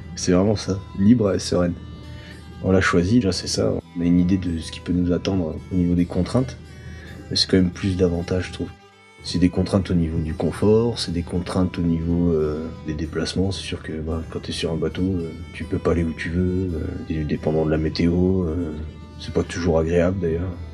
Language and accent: French; Saint-Raphaël, Provence-Alpes-Côte d'Azur, France; moved away as an adult; also born or lived in Saint-Brieuc; moi je viens du Var, Saint-Raphaël. J'ai grandi là-bas jusqu'à 22 ans